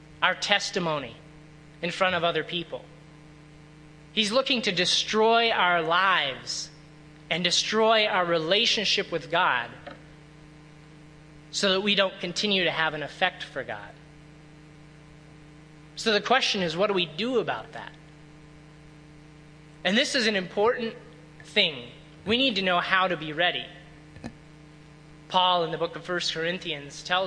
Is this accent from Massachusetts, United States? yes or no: no; Illinois, United States; I grew up in Illinois for a good while